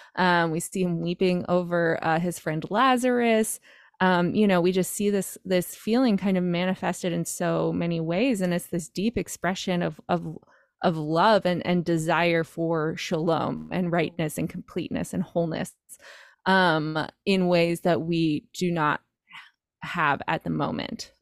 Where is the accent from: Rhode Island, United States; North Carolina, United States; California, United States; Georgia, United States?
North Carolina, United States; moved away as an adult; now in New York, United States; I grew up in North Carolina, uh, on a farm